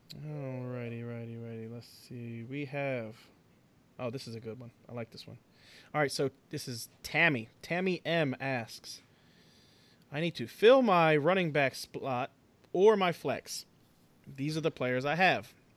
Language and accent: English; New Jersey, United States; we're from Jersey